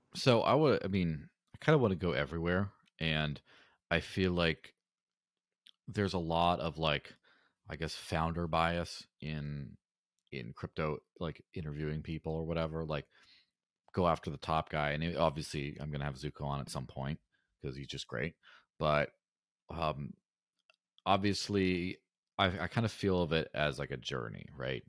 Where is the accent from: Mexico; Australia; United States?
Mexico; in the early nineties, I grew up in Mexico, and I remember when, you know, as a small child, like, grandma's coins didn't work anymore